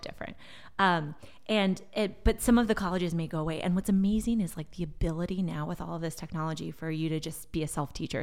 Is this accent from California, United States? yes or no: yes; Bay Area, California, United States; first language Portuguese; English is a second language; also born or lived in Brazil / Stanford, California; I moved, uh, back to the Bay Area when I was six and basically was raised here